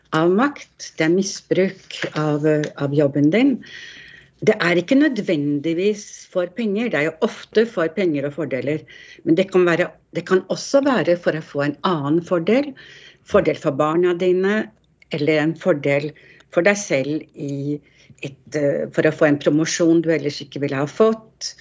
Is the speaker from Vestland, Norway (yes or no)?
no; Oslo, Norway; moved away; når jeg vokste opp, det var i Markveien 1, helt på toppen av Grünerløkka